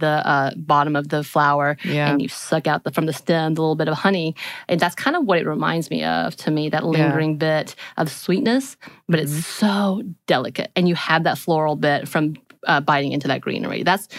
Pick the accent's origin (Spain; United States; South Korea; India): South Korea; Growing up in Korea.